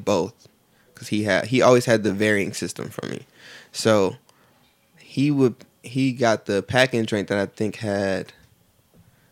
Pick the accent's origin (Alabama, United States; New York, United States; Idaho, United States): New York, United States; Buffalo; also born or lived in Niagara Falls, New York; I grew up in Buffalo all the way up until like 2005, 2000, beginning of 2006, where I finished out my high school career essentially at Niagara Falls High School